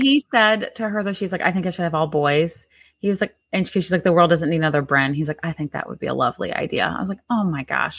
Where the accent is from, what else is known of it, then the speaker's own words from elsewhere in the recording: Midwest, United States; growing up in the Midwest